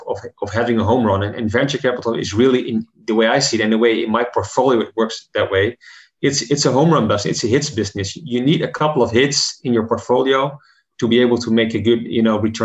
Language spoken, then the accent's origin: English; Netherlands; in my home country, the Netherlands